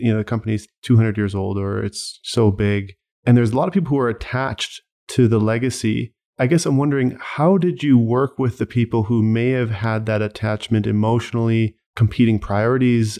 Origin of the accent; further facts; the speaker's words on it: Saskatoon, Saskatchewan, Canada; growing up in Saskatoon